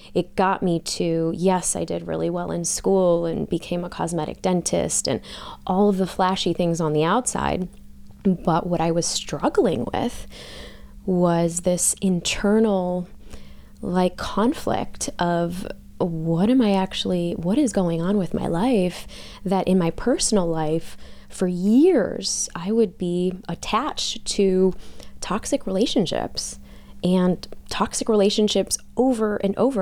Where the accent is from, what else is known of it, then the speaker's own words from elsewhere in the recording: Chicago, Illinois, United States; growing up in Chicago, melting pot